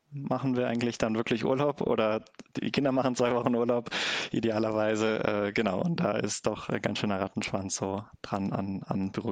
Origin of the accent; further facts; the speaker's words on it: Clausthal, Lower Saxony, Germany; bin aber seit ja, 15 Jahren ungefähr in meiner Heimat in Klausthal ehrenamtlich aktiv